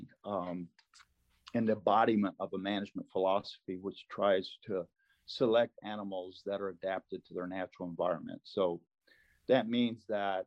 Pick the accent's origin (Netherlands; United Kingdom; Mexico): Mexico; first language Spanish; English is a second language; moved away; also born or lived in United States / Australia / Colorado; I was born in Mexico on a really remote ranch. We were 5 hours from town